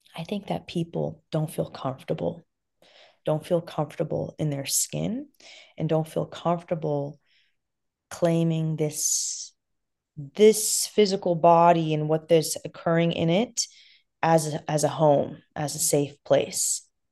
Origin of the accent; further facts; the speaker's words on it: Los Angeles, California, United States; originally, I'm from Afghanistan, but I was born and raised in Los Angeles